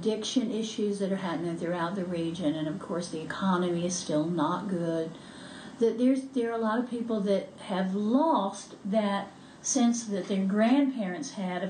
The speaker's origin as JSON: {"language": "English", "region": "Appalachia", "country": "United States", "said": "Yeah, and not because I'm a Christian, but because I'm Appalachian."}